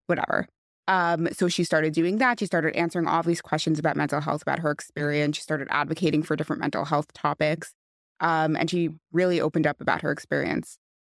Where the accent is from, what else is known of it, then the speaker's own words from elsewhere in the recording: West Hempstead, New York, United States; I grew up in West Hempstead